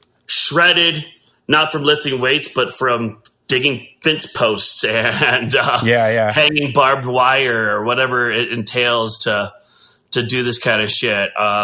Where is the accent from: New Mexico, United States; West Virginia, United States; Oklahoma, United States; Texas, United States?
Texas, United States; Katy; born there; Well, I was born in Katy, Texas.